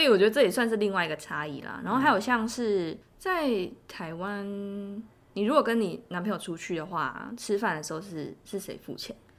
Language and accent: Chinese; South Korea; Chinese is a second language; moved away; 我是韩国人